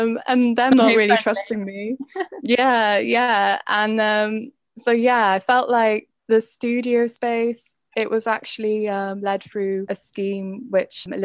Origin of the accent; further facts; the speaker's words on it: Carmarthenshire, Wales, United Kingdom; I'm from Carmarthenshire